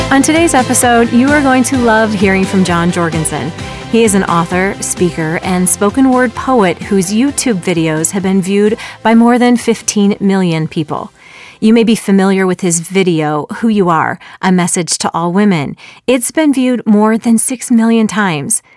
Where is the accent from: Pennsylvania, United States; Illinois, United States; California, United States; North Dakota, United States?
Illinois, United States; Chicago suburbs; moved away as an adult; also born or lived in Texas; We found out we were both born and raised in the Chicago suburbs